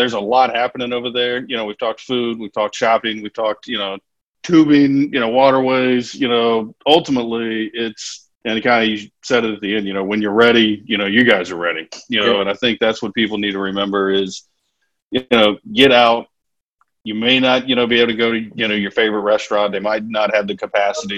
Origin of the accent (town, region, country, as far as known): Louisiana, United States